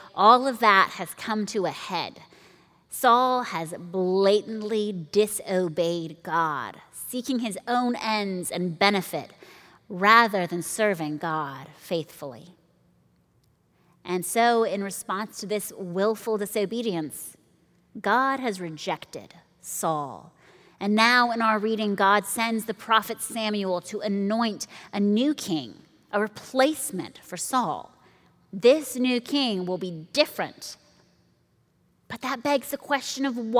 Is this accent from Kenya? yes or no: yes; Nairobi, Kenya; Growing up in Nairobi